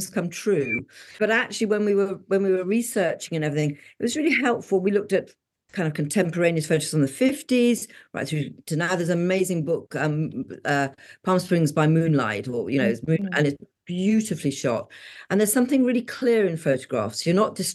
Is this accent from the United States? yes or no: no; England, United Kingdom; Being English